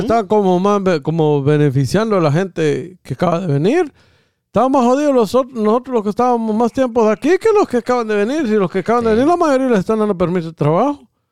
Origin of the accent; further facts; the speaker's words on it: Guatemala; moved away; Si voy a estar igual que como estaba en Guatemala, amor, me quedo allá, en mi país.